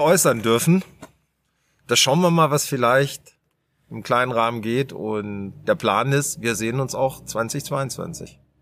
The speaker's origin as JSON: {"language": "German", "town": "Garbsen", "region": "Lower Saxony", "country": "Germany", "said": "der Felix und ich, wir kommen aus Garbsen, Hannover"}